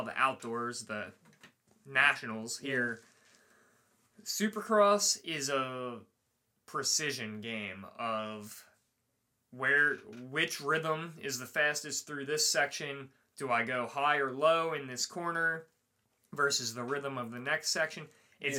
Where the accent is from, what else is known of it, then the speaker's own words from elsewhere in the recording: United States; I'm from America